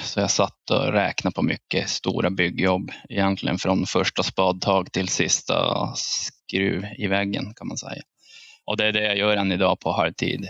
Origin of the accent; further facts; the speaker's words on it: Piteå, Norrbotten County, Sweden; jag är från Piteå